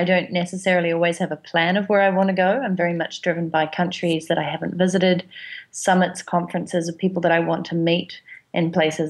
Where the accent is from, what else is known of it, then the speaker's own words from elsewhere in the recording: New Zealand; And the accent is because I'm from New Zealand.